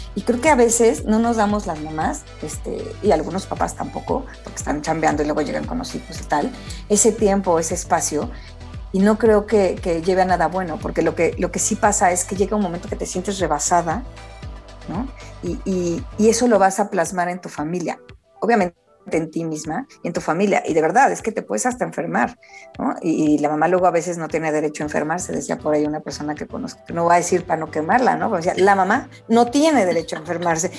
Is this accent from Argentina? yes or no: no; Mexico; a mí como mamá mexicana